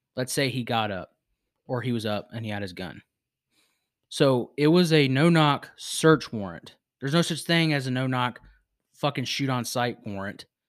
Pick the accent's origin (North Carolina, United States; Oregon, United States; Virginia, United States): Virginia, United States; I was born in Virginia. It's my home state